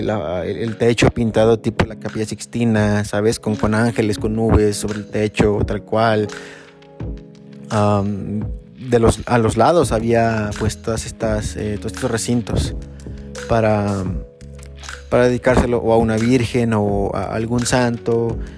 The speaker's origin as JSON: {"language": "Spanish", "region": "central Mexico", "country": "Mexico", "said": "aquí nosotros a lo mejor como mexicanos estamos acostumbrados a a no tener ese tipo de fríos, o al menos aquí en el centro"}